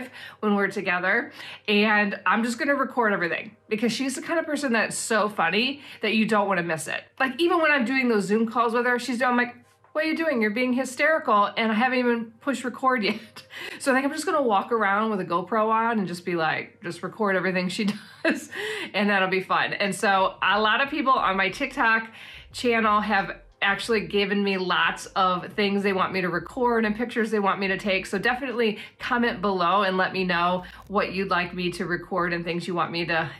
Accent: Wisconsin, United States; moved away as an adult; now in New Zealand; we are from Wisconsin.

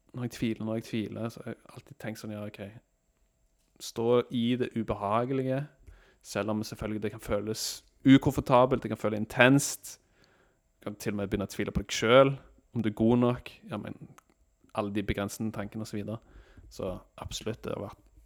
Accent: Norway

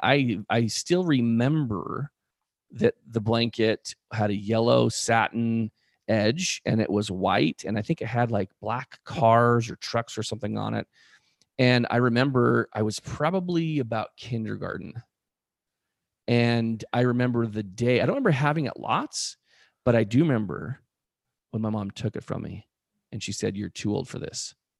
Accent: Spokane, Washington, United States; where we grew up in Spokane

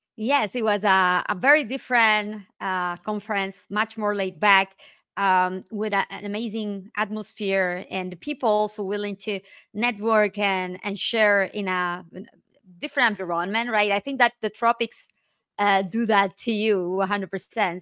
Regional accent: Nicaragua; moved away as an adult; now in Spain; I am originally from Nicaragua, and I moved to Spain in two thousand six.

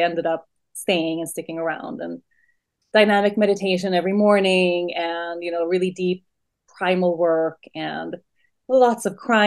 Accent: Sweden; moved away as an adult; So I was born and raised in Sweden and lived my whole young adult life in Sweden

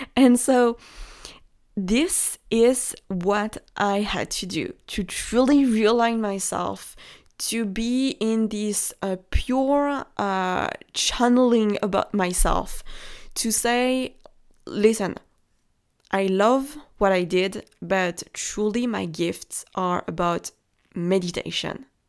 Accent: France; accent: French; English is a second language; I am French. Maybe you can hear it from my accent.

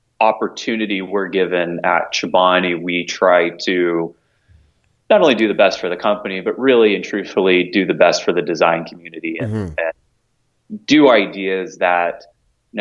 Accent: Knoxville, Tennessee and Alpharetta, Georgia, the South, United States; moved away as an adult; now in New York, United States; I grew up in Knoxville, Tennessee, and in Alpharetta, Georgia. So I was a Southern boy through and through

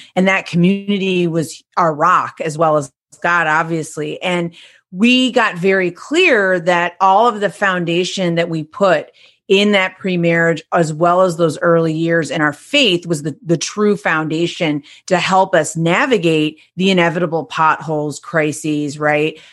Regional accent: Detroit, Michigan, United States; also born or lived in Seville, Spain; I'm from Detroit, Michigan

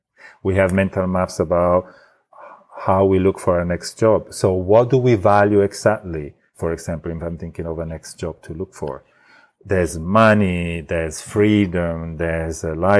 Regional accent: Italy; accent: Italian; English is a second language; now I have an Italian accent, but in Italy, I even did, acting to polish my accent. And, so I had a neutral Italian accent. I removed the original.

